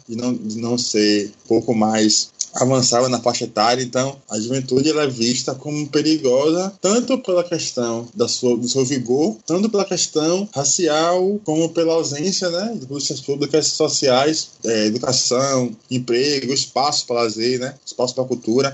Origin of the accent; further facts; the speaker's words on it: Salvador, Bahia, Brazil; tenho 30 anos, sou de Salvador.